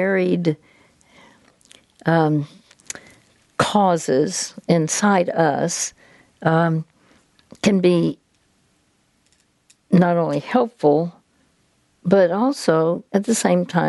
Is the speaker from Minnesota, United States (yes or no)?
no; Dallas, Texas, United States; I'm from Dallas, Texas